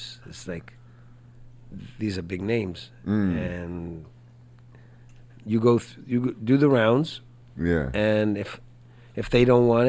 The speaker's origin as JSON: {"language": "English", "country": "Israel", "also_born_or_lived": "Spain", "lives_now": "Houston, United States", "said": "Because I come from Israel, but I lived in Spain too"}